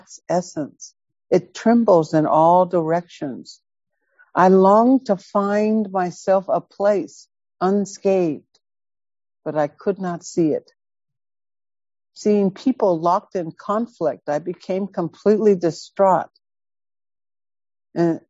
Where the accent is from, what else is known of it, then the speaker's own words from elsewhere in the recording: High Point, North Carolina, United States; When I grew up in High Point, so I grew up in the projects in a very dysfunctional house